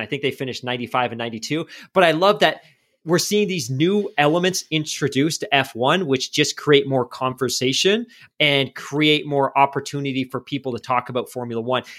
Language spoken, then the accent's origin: English; Vancouver, British Columbia, Canada; we're from Vancouver